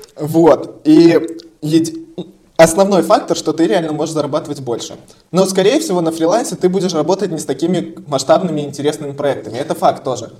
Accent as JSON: {"language": "Russian", "country": "Belarus", "said": "я тоже белорус"}